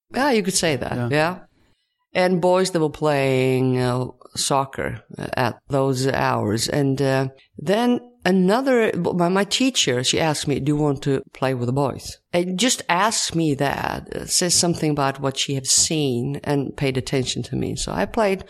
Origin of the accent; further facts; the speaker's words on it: Ulricehamn, Västra Götaland, Sweden; English is a second language; also born or lived in Falköping, Sweden / Rome, Italy; I come from Sweden.